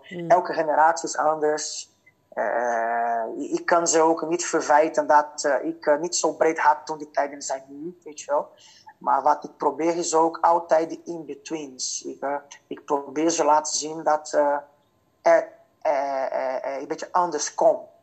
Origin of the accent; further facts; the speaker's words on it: Fortaleza, Ceará, Brazil; Dutch is a second language; moved away as an adult; now in Netherlands; ik ben geboren en getogen in Fortaleza. En het Fortaleza bevindt zich in uh, Noordoost-Brazilië